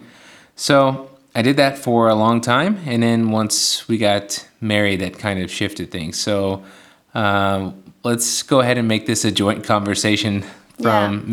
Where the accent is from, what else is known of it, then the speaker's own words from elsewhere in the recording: Knightstown, Indiana, United States; moved away as an adult; was born and raised in Knightstown, Indiana